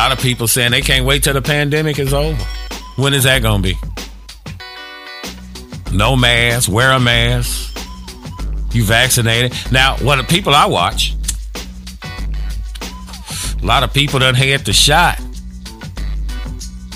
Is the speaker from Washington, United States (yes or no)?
no; Chicago, Illinois, United States; also born or lived in Gary, Indiana; I grew up in the Chicago area.